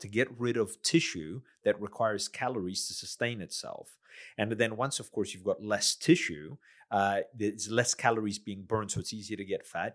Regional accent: United States; moved away as an adult; also born or lived in South Australia; now in Adelaide, Australia; I'm a migrant from the States

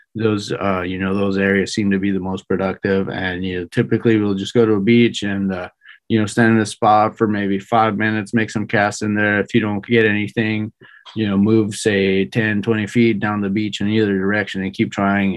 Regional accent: Mexico; moved away as an adult; also born or lived in San Diego / Bay Area; I was born and raised in Mexico

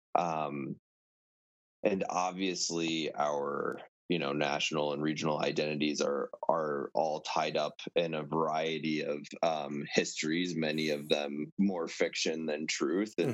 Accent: Virginia, United States; moved away as an adult; also born or lived in Maryland / Colorado / Montana; now in Maine, United States; So I was born in Maryland, um, really grew up in Virginia

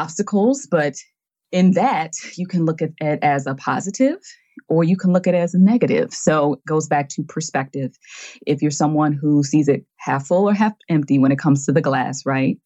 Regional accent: United States; I'm from the United States

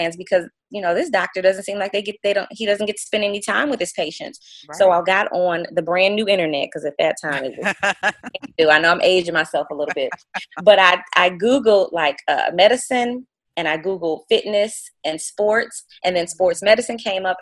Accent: Detroit, Michigan, United States; also born or lived in St. Joseph, Michigan; I'm actually originally from Detroit.

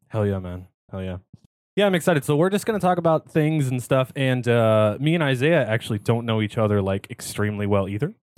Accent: California, United States; born or raised there

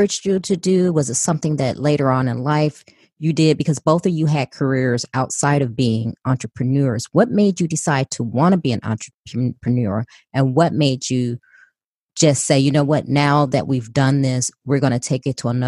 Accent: Chicago, Illinois, United States; I was born and raised in Chicago

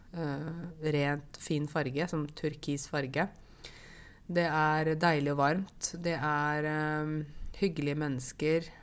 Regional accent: Åmot, Buskerud, Norway; accent: Modum dialect; Jeg vokste jo opp i Åmot i Modum kommune

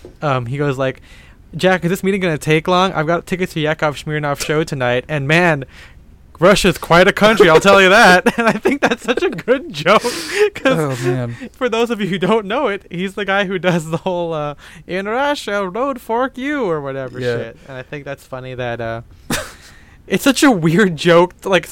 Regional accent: Philippines; Lunar New Year. Yep. Even though I'm a Filipino.

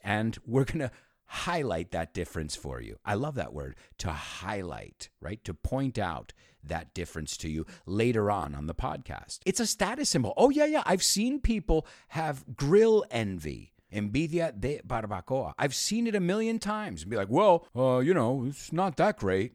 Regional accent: United States; I was born and raised, born and raised, we say, or you could say born and bred in the United States

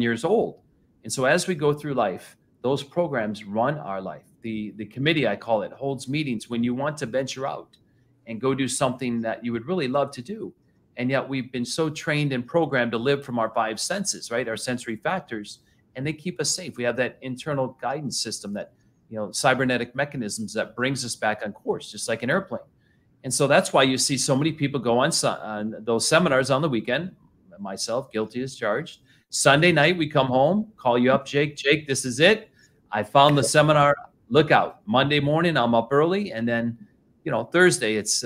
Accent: Flint, Michigan, United States; I grew up in Flint, Michigan

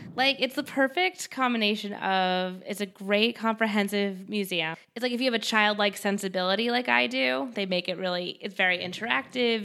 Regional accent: Westchester, New York, United States; I'm from Westchester

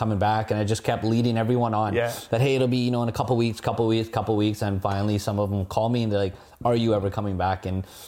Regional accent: Abbotsford, British Columbia, Canada; also born or lived in Vancouver / Richmond / India / Kelowna; went to school here in Abbotsford, was raised around here

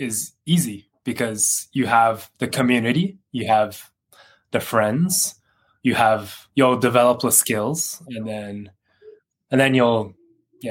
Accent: Canada; moved away as an adult; now in Japan; I'm Canadian. I lived in Canada for 26 years and I moved to Japan

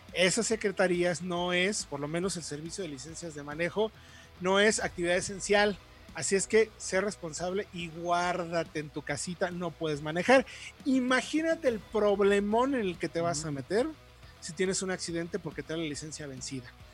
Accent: Mexico; como mexicanos

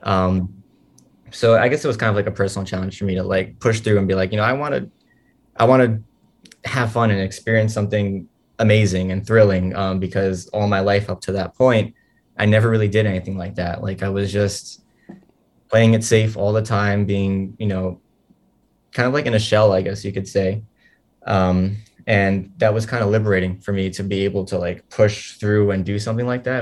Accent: New York City, New York, United States; I, I grew up in Sunset Park my whole life

